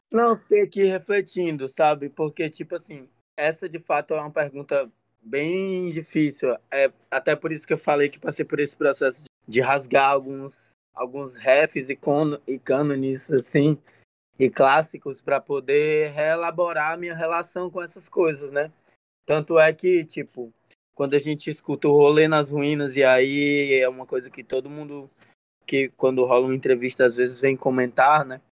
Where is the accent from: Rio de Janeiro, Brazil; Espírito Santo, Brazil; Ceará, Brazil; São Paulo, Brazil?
Ceará, Brazil; Fortaleza; na Sapiranga, o bairro onde eu nasci, vivi a maior parte da minha vida até agora